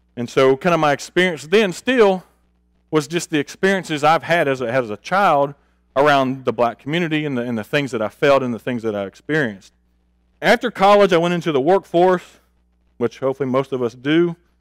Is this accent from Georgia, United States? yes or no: yes; Augusta, Georgia, United States; also born or lived in Tulsa, Oklahoma; I was born in Tulsa, Oklahoma. When we were two, we moved to Augusta, Georgia.